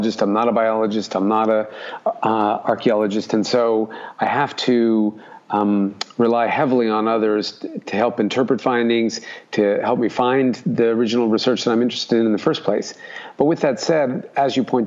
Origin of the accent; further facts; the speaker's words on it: Alaska, United States; now in Brisbane, Australia; I grew up in Alaska, so it was cold my entire childhood